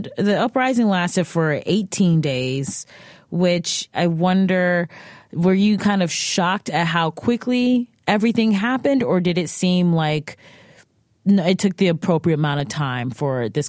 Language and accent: English; Cleveland, Ohio, United States; I'm from Cleveland.